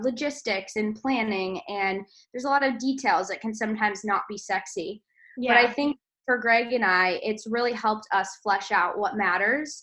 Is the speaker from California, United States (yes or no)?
yes; California, United States; I was born in California, raised in California.